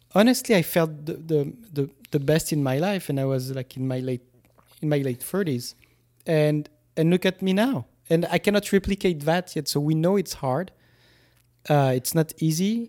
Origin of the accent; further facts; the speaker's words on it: France; moved away as an adult; now in United States; when I grew up in France and still to this day, because I was a teacher in France